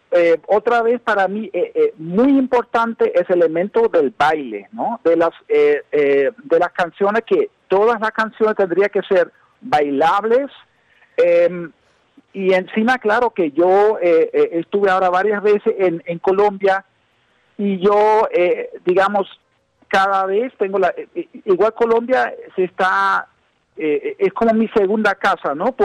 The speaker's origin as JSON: {"language": "Spanish", "country": "United States", "said": "yo como eh, como un gringo, ¿no? Como se me puede ver."}